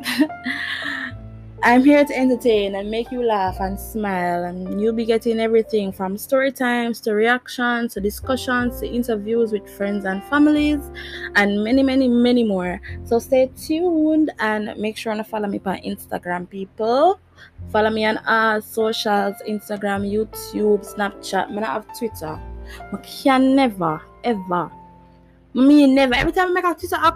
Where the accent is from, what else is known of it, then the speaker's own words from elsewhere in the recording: Jamaica; I'm Jamaican. For all who never know, yeah, I'm Jamaican.